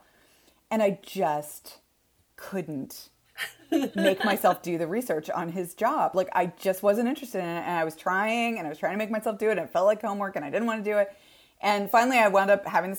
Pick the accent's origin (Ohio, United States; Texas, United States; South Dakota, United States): Texas, United States; I am from Texas, and we have a cattle ranch in my family, and it was my grandparents' place. And I grew up running around on this cattle ranch.